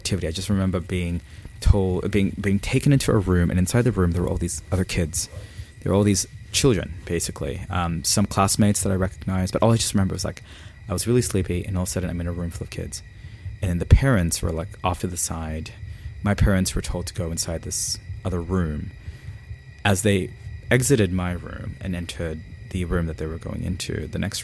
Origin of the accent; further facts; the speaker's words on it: Philippines; growing up in the Philippines